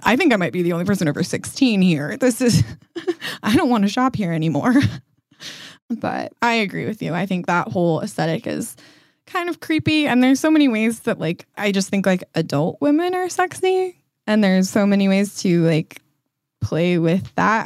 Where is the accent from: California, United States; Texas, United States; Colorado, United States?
Colorado, United States; I grew up in Colorado